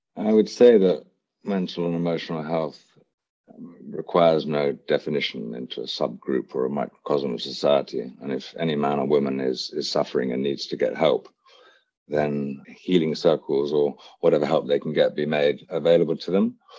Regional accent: Hampshire, South East England, United Kingdom; also born or lived in Wiltshire; I was born in Wiltshire, raised in Hampshire

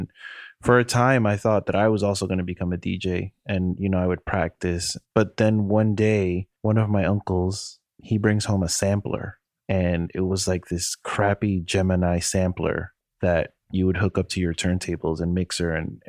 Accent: New York, United States; now in Miami, United States; So I'm one of seven children. We grew up in New York, and I grew up spending a lot of time in my grandmother's house.

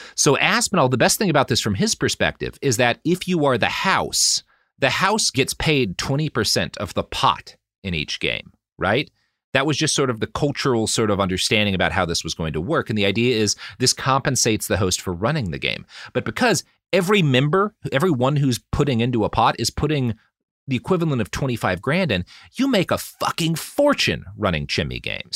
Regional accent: Oklahoma, United States; I come from Oklahoma

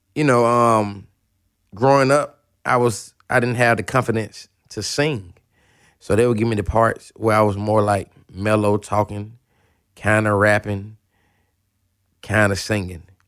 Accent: Atlanta, Georgia, United States; I'm from Atlanta.

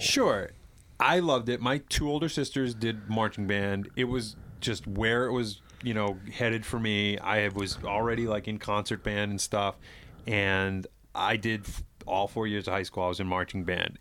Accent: East Bridgewater, Massachusetts, United States; I grew up in East Bridgewater

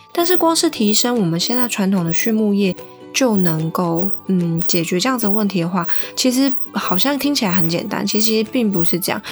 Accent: Taiwan; 身为台湾人的话，一定会去选择一些跟台湾贴近或是我们平常饮食习惯相关的一些食品选择

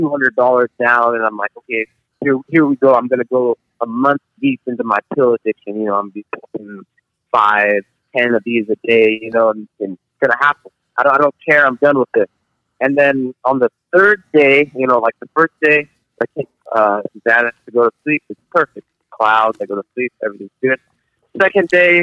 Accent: San Jose, California, United States; I'm from San Jose, California

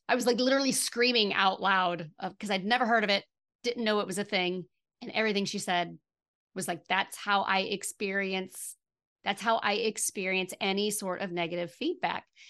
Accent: Midwest, United States; I'm from the Midwest

